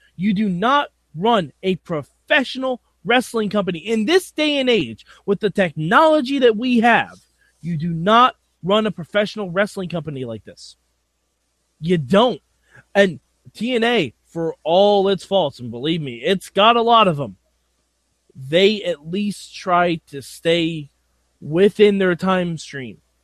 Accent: New York, United States; I'm from New York

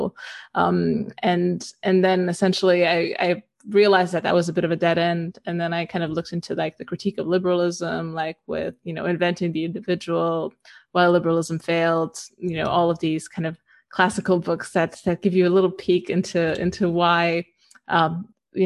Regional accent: Romania; moved away as an adult; also born or lived in the West; I grew up in Eastern Europe. I lived here until I was about 18, and then I moved to the West

